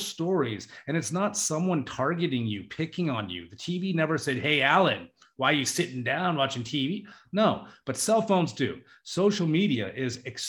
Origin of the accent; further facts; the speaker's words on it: Juneau, Alaska, United States; I was in Juneau, my hometown